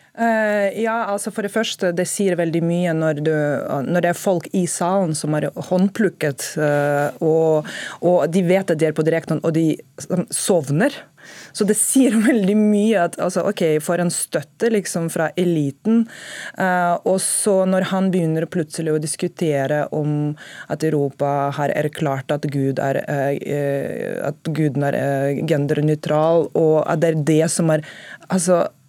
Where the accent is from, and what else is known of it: Russia; now in Norway